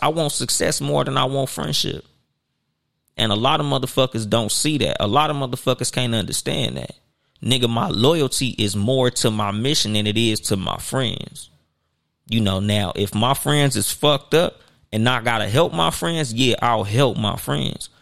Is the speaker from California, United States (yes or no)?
yes; Compton, California, United States; I had a homeboy, nigga, we grew up with in Compton